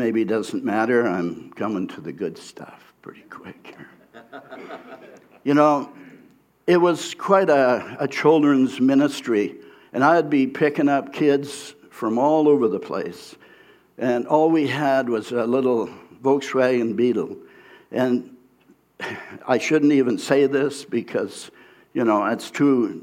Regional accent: Abbotsford, British Columbia, Canada; I was from the Abbotsford area

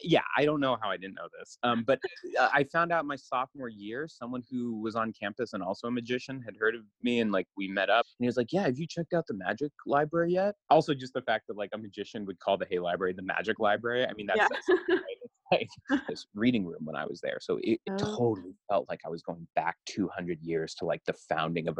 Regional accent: the Northwest, Pacific Northwest, United States; I'm from the Northwest

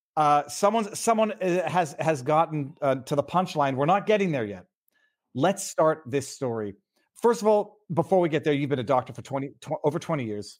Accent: Canada; I'm from Canada

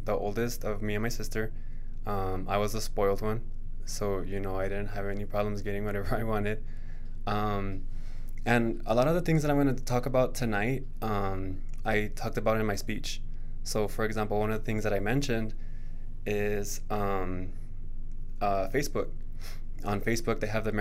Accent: El Paso, Texas, United States; moved away as an adult; also born or lived in Austin, Texas / Princeton, New Jersey; I'm from El Paso, Texas. I've lived in a couple places. I've been to Austin, Texas. I've been to Princeton, New Jersey. I was out there for a little bit. But I am born and raised here

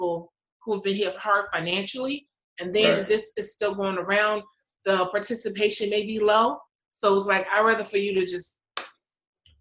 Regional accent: Chicago, Illinois, United States; as being a Chicagoan

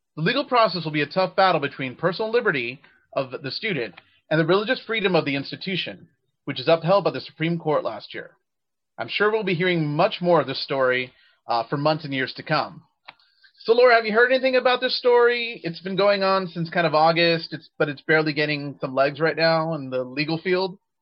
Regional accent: Texas, United States; my home state of Texas

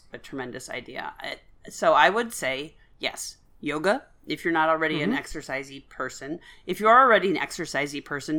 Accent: Guelph, Ontario, Canada; No, I'm from Guelph.

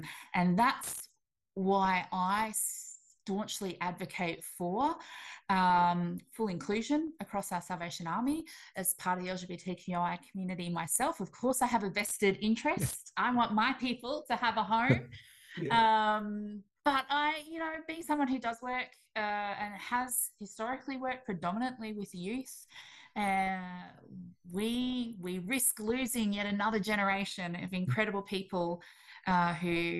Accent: Australia; accent: Australian; also born or lived in Melbourne; You can probably pick up by the accent that I am also Australian

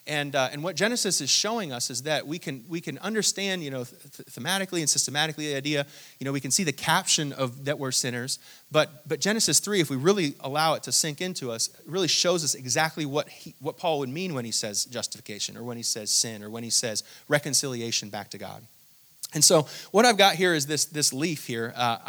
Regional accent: Hong Kong; born there; I actually didn't grow up in Hong Kong, but I was born in Hong Kong and I traveled there quite a bit.

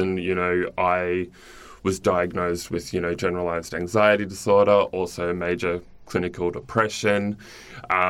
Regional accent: Cairns, Queensland, Australia; I grew up in Cairns in Far North Queensland

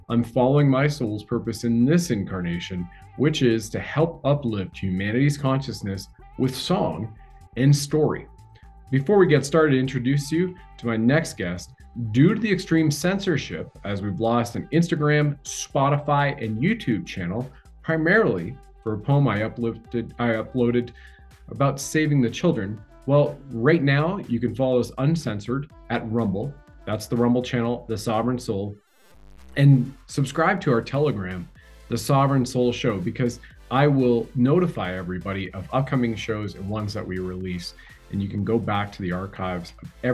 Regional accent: Canada; I've served my country at the federal level as a Canadian infantry soldier

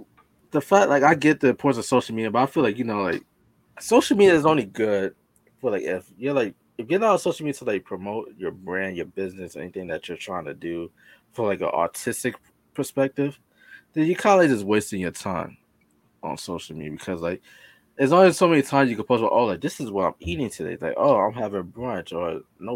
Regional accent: New York, United States; I'm from New York

